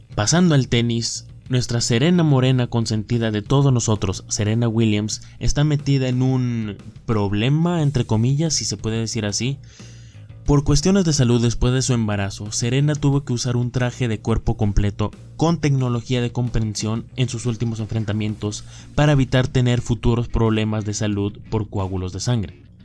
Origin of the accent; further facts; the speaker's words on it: Mexico; somos mexicanos